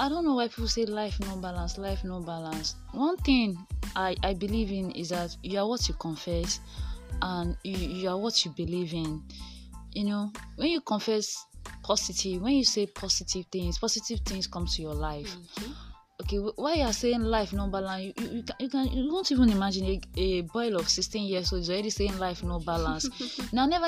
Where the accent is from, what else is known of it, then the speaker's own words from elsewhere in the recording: Ondo, Nigeria; I'm born and brought up in Ondo State.